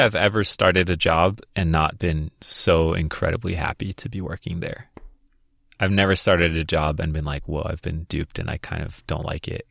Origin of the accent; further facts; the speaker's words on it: Minnesota, United States; I grew up in Minnesota